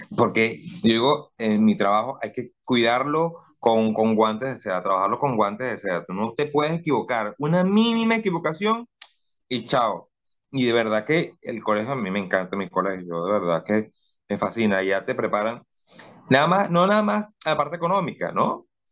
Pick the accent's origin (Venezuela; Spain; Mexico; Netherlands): Venezuela; Cumaná, Sucre; moved away as an adult; now in Guayaquil, Ecuador; me voy a, a mi pueblo, a Cumaná